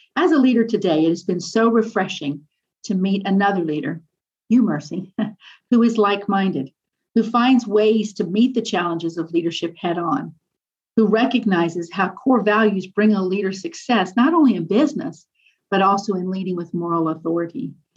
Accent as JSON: {"language": "English", "region": "Nairobi", "country": "Kenya", "tie": "born or raised there", "also_born_or_lived": "East African Community", "moved": "yes", "said": "I was born in Nairobi uh, and spent years living in the East African community."}